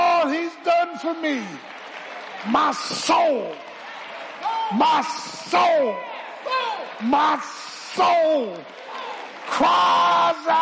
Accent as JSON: {"language": "English", "town": "Philadelphia", "region": "Pennsylvania", "country": "United States", "tie": "born or raised there", "said": "When I grew up in South Philly"}